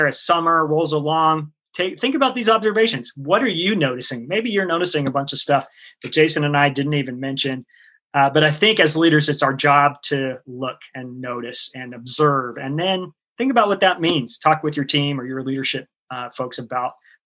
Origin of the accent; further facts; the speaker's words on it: the Northwest, Pacific Northwest, United States; I grew up here in the Northwest, and we didn't have air conditioning in our car